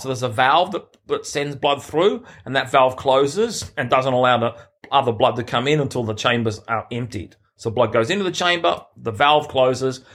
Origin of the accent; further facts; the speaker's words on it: Sydney, New South Wales, Australia; in my hometown, literally the Olympic Games were ten minutes from where I lived. in Sydney